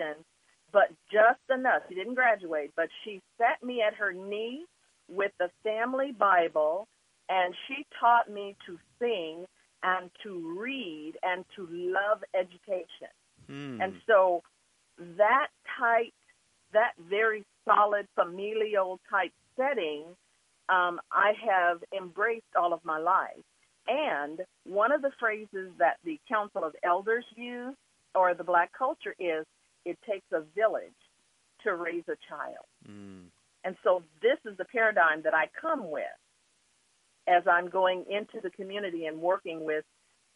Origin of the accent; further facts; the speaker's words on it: Wichita, Kansas, United States; also born or lived in Oklahoma; I was at that age, 3 years old and growing up in Wichita